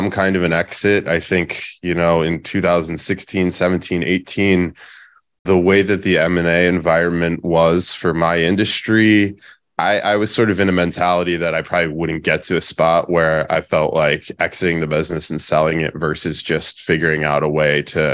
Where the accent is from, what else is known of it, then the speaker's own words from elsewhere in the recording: Pennsylvania, United States; moved away as an adult; now in San Diego, United States; I'm originally from Pennsylvania.